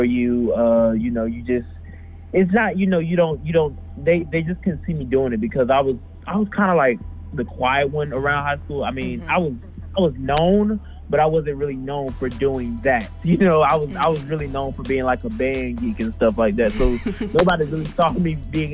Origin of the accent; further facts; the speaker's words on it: Jonesboro, Georgia, United States; I'm from Jonesboro, Georgia.